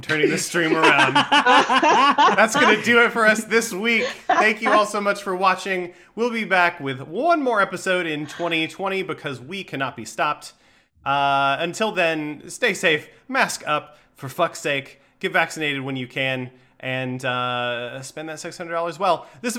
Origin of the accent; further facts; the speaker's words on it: Tennessee, United States; moved away; I grew up in Tennessee